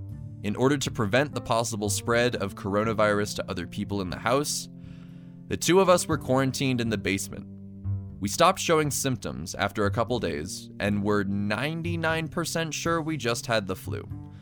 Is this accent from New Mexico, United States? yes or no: yes; Santa Fe, New Mexico, United States; moved away as an adult; I felt like if I returned to New Mexico after I graduated, that I would be giving up and sacrificing possible career opportunities.